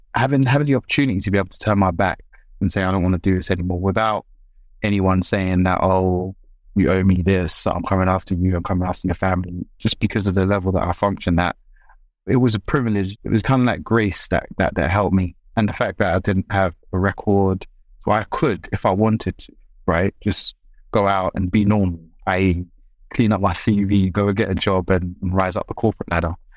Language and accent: English; London, United Kingdom; I was raised in South London.